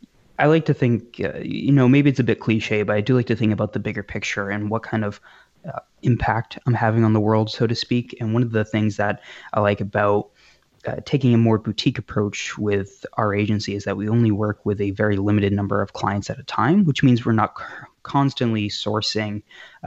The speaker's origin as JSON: {"language": "English", "region": "New Hampshire", "country": "United States", "tie": "born or raised there", "also_born_or_lived": "Massachusetts / New York", "said": "I'm currently in New Hampshire, essentially born and raised here. I was actually born in Mass and moved to New York for a bit, but I've been here since I've been five"}